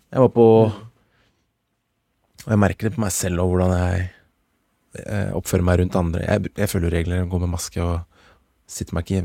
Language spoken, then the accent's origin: Norwegian; Norway; som nordmenn